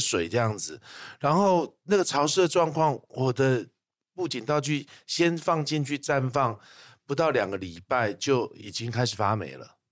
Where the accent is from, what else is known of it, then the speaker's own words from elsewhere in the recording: Taipei, Taiwan; 我在台北长大，但是很喜欢的就是我们那个庙会，啊，然后小时候的话，我们寒暑假会回高雄去陪阿嬷